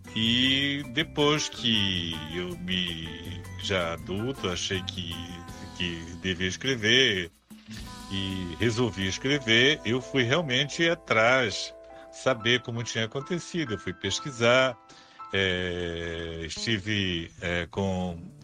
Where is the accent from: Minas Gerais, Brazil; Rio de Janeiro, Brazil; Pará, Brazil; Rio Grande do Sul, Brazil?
Pará, Brazil; Vila do Carmo do Tocantins; na Vila do Carmo Cametaense, onde eu nasci